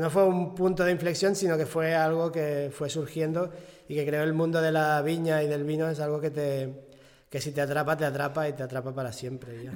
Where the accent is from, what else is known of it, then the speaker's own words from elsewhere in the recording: Catalonia, Spain; aquí, o sea, eh, en Cataluña o en España estamos acostumbrados